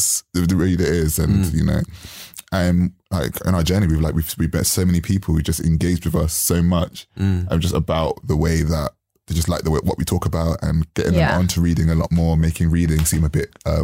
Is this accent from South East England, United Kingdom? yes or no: no; London, United Kingdom; We're all from London, so a lot of the stuff tends to be London-centric.